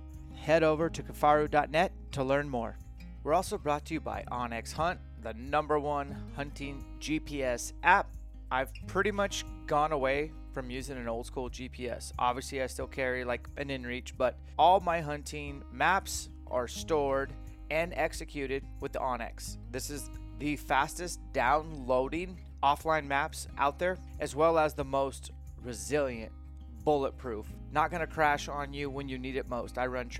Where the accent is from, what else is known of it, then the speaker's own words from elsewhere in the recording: Kansas, United States; I'm from Kansas.